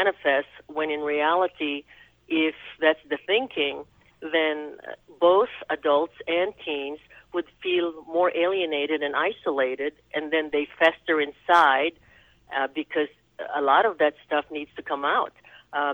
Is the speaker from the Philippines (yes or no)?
yes; Philippines; also born or lived in New York / Spain / Louisville, Kentucky; now in United States; I was born and raised in the Philippines, so I'm an islander